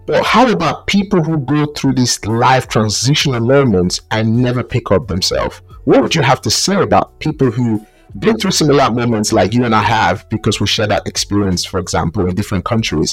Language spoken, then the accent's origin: English; Nigeria; moved away; I grew up in Nigeria